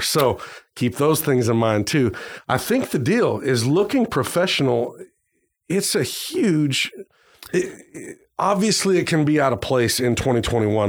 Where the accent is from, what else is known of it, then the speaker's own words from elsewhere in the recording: Arizona, United States; moved away; I grew up in Arizona for a while